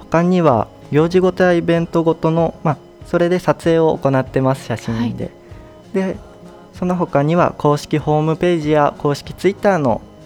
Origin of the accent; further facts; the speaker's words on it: Nagano, Japan; moved away as an adult; now in Maizuru, Japan; 出身は長野県です